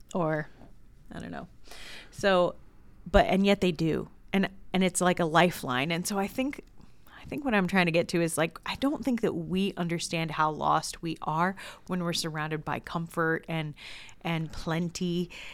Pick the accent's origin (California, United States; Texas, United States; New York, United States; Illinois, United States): California, United States; Southern; moved away; I'm originally from Southern California, and there was a woman who used to watch me growing up